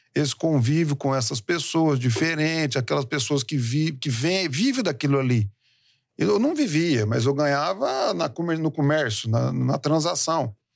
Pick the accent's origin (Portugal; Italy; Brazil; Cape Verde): Brazil; Presidente Prudente, São Paulo; moved away as an adult; also born or lived in Uberaba / Uberlândia; now in Penápolis, Brazil; eu sou nascido aqui em São Paulo. Oh. É, saí daqui de São Paulo com cinco anos. É, minha mãe e meu pai é, falaram assim: vamos criar nossos filhos no interior de São Paulo